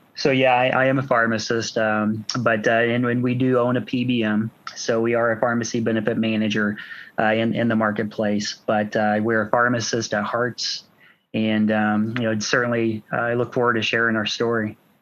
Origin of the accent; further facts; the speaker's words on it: Washington, Indiana, United States; Washington's my is my hometown